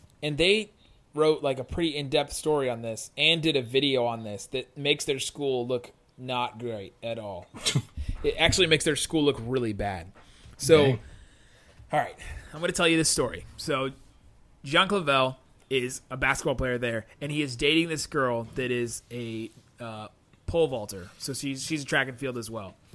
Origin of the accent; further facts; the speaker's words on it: Cincinnati, Ohio, United States; moved away; the denomination that I grew up in back in Cincinnati was called Evangelical Free